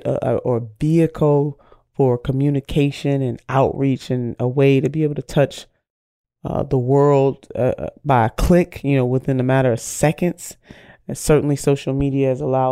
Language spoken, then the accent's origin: English; Cleveland, Ohio, United States; I'm a homegirl, born and raised in Cleveland